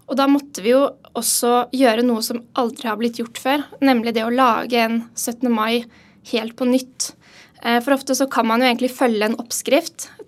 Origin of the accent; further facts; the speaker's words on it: Oslo, Norway; Ja, jeg er jo fra Oslo, fra Kjelsås. Eh, så jeg har gått, eh, gått noen turer forbi Slottet på 17. mai.